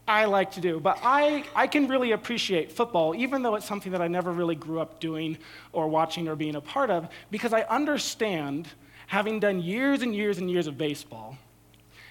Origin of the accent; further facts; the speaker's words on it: San Jose, California, United States; I grew up in San Jose. We had the San Jose Sharks